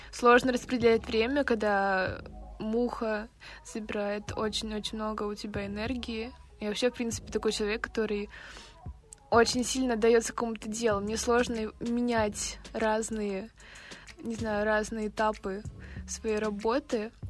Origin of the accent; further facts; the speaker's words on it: Siberia, Russia; с вами подкаст «Дневник Сибирячки». И это история обо мне. Месте, откуда я родом, холодной и душевной Сибири